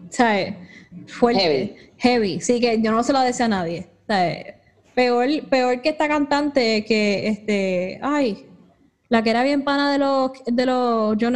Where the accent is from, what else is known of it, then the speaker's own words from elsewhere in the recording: Bayamón, Puerto Rico; y, y vengo de Bayamón